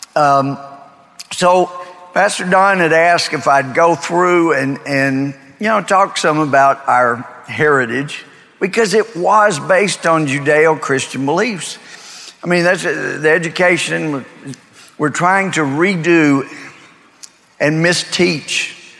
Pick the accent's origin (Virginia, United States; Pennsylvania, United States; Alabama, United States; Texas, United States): Texas, United States; Mount Pleasant; moved away as an adult; now in Tyler, United States; I grew up in Mount Pleasant. It's up in far northeast Texas